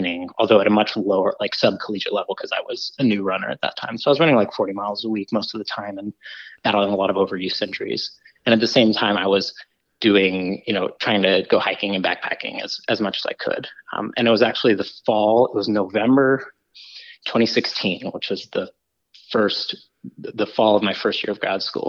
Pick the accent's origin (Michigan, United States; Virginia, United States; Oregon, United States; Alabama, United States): Virginia, United States; outside of Roanoke, southwestern; moved away as an adult; also born or lived in upstate New York; I grew up in southwestern Virginia, kind of in the Blue Ridge Mountains, outside of Roanoke